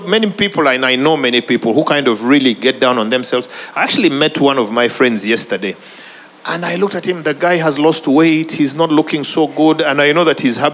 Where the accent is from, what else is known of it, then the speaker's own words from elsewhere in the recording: Uganda; I'm from Uganda